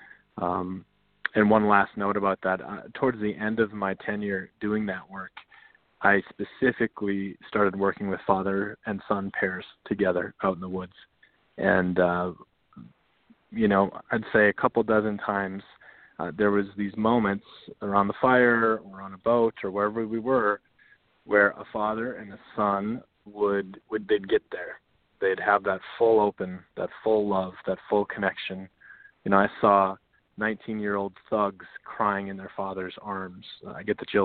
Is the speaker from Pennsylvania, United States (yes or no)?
no; North Dakota, United States; I grew up in North Dakota